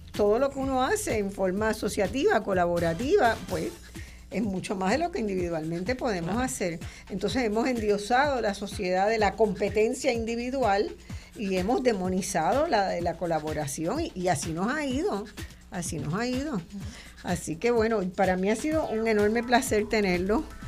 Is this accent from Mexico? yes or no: no; Puerto Rico